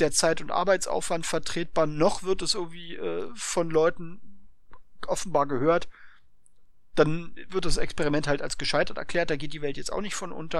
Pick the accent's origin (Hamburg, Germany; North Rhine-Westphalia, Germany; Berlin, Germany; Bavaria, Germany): Berlin, Germany; ich bin Ostberliner, also ja, ich bin bis zur Wende war ich Ostberliner